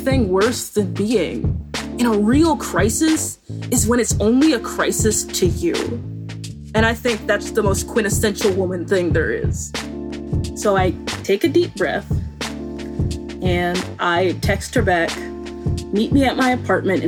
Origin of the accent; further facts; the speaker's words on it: Boone, North Carolina, United States; I grew up in Boone, North Carolina, in very conservative purity culture